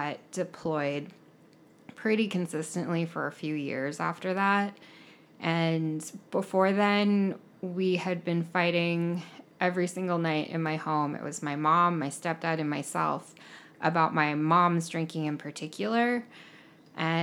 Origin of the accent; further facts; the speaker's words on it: rural Montana, United States; also born or lived in South Korea / Stevensville, Montana; I was raised in rural Montana by two white people as a Korean adoptee